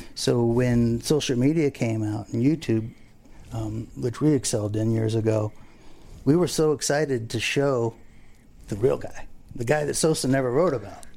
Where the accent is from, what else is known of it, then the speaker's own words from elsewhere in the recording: Abaco Islands, Bahamas; now in Fort Lauderdale, United States; I grew up in the Abacos. I fished there forever.